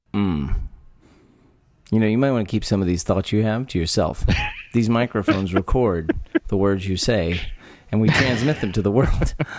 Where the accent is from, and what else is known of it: Texas, United States; born or raised there